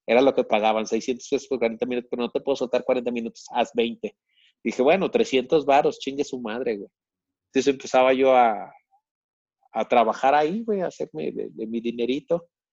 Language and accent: Spanish; Monterrey, Nuevo León, Mexico; moved away as an adult; now in Mexico City, Mexico; yo me fui de Monterrey a la Ciudad de México por, o sea, sí, por la inseguridad, pero porque quería hacer teatro